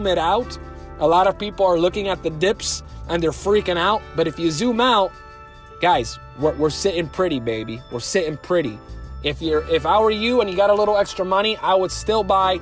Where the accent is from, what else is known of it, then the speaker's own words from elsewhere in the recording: United States; I'm an American